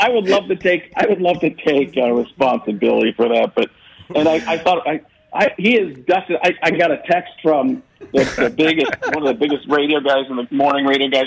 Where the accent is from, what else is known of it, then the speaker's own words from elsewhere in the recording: Wisconsin, United States; Packer fans are ticked off at me because I'm from Wisconsin.